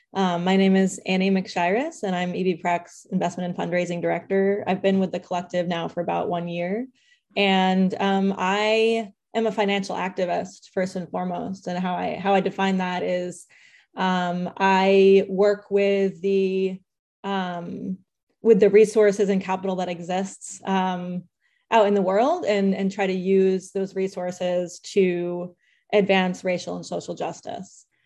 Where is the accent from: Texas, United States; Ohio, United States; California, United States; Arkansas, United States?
California, United States; San Jose; I was born in San Jose